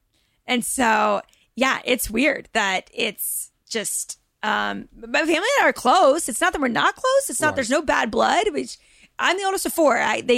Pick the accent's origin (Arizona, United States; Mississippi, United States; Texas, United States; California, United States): Texas, United States; Dallas; accent: Dallas; moved away as an adult; also born or lived in Los Angeles; oh, well, I'm from Dallas.